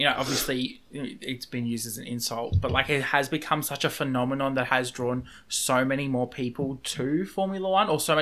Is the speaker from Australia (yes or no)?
yes; Australia; I'm an Australian